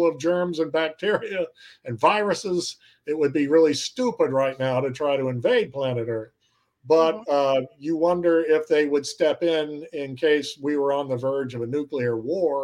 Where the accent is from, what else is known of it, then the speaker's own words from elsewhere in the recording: Cape Girardeau, Missouri, United States; my hometown of Cape Girardeau, Missouri